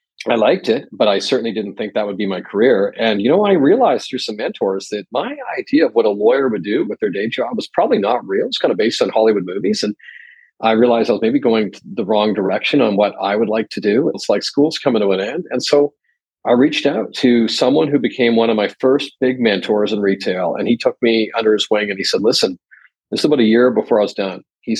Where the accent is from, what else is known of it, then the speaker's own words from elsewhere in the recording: Edmonton, Alberta, Canada; now in Tokyo, Japan; I grew up in Edmonton, Alberta, which is on the west side of the prairies in Canada